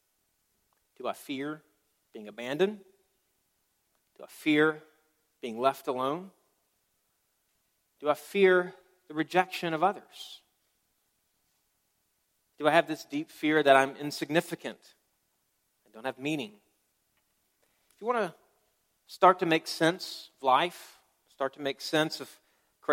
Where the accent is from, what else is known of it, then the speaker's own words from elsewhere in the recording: Tuscaloosa, Alabama, United States; I grew up in Tuscaloosa